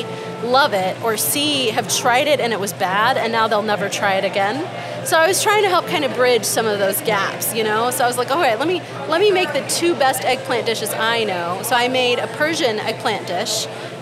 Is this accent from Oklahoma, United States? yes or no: yes; Moore, Oklahoma, United States; I grew up in Moore, Oklahoma